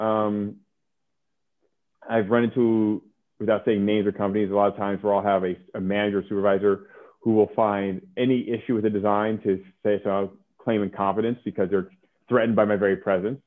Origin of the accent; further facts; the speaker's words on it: Oakland, California, United States; also born or lived in New York; I grew up in California